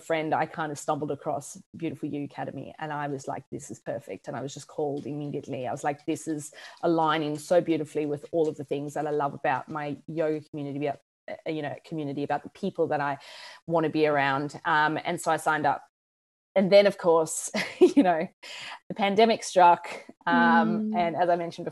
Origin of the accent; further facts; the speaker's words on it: South Africa; also born or lived in United States / United Kingdom; now in Australia; I'm from South Africa. I live in Australia. I've lived in the States. I've lived in the UK.